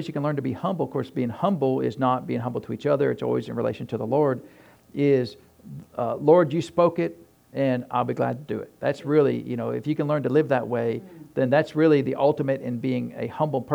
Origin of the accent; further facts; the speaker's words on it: New Hampshire, United States; moved away; I grew up in New Hampshire